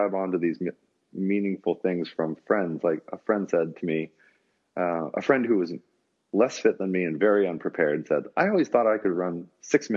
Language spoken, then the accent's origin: English; United States; as an American